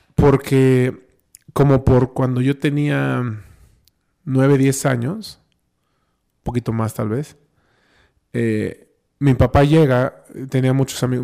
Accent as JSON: {"language": "Spanish", "region": "Oaxaca", "country": "Mexico", "tie": "born or raised there", "also_born_or_lived": "Cholula, Puebla", "said": "yo nací en Oaxaca, yo estudié aquí el kinder, la primaria, la secundaria, este, y la prepa"}